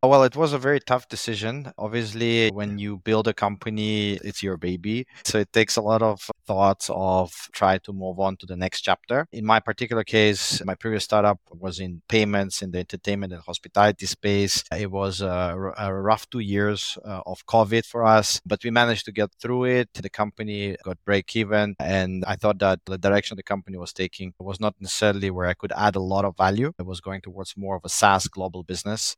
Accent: Italy; moved away as an adult; also born or lived in Moscow, Russia; now in Jakarta, Indonesia; Originally, we am born in Moscow, but I grew up in Italy. and, uh, currently living in Indonesia for the past more than ten years

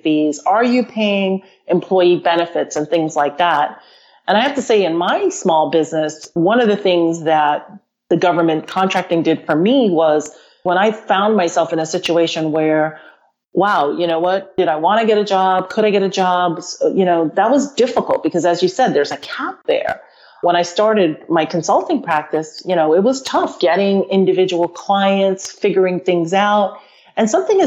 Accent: United States; growing up in the United States

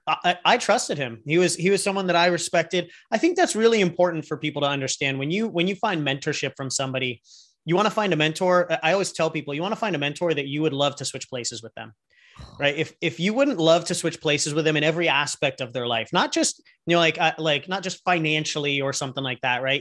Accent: San Diego, California, United States; also born or lived in Los Angeles; originally from San Diego, grew up here

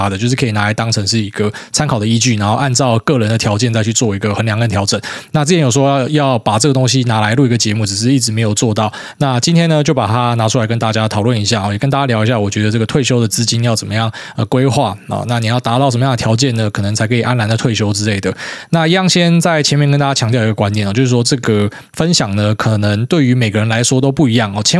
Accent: Taiwan; moved away as an adult; 可是当时我从台湾出来的时候，我觉得他妈欧洲人疯了。

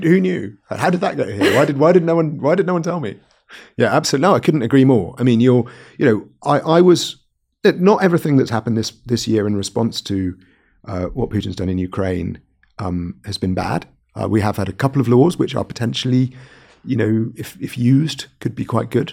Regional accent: Wales, United Kingdom; I'm from Wales

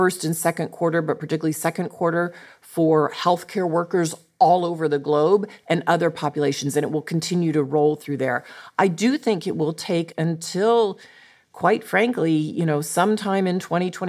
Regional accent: United States; as American people

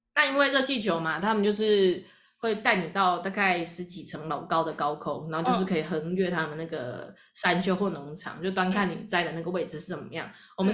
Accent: Taiwan; 我们台湾人

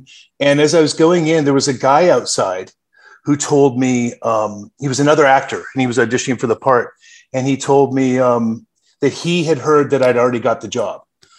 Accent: Canada; now in Los Angeles, United States; And then when he retired, he moved us back to Canada where he was from. So I grew up in Canada for 10 years before I relocated back to Los Angeles.

